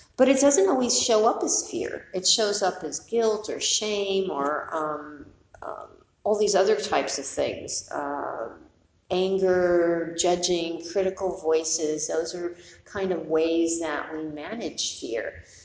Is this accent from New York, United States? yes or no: yes; New York City, New York, United States; I grew up in New York City, went to high school in the Bronx.